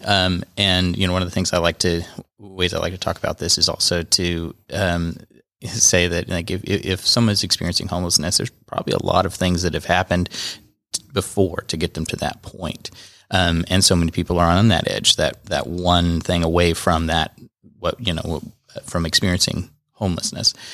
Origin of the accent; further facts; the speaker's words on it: Kansas, United States; moved away as an adult; now in Georgia, United States; I'm from, originally from Kansas